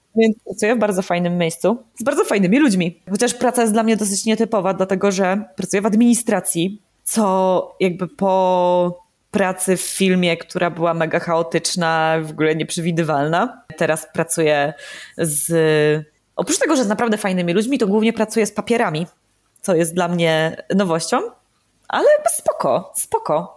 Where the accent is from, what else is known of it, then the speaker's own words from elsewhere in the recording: Opole, Opole Voivodeship, Poland; moved away as an adult; also born or lived in Kraków; wróciłam w moje rodzinne strony jako córa marnotrawna. I mieszkam teraz w Opolu